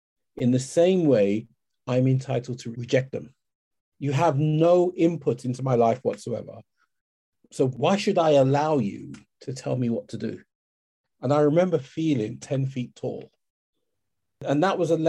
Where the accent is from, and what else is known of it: London, United Kingdom; born or raised there; also born or lived in Kent